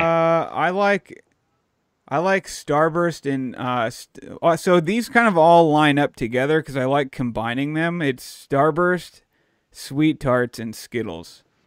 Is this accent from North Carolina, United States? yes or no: no; Dallas, Texas, United States; moved away; I grew up down in Dallas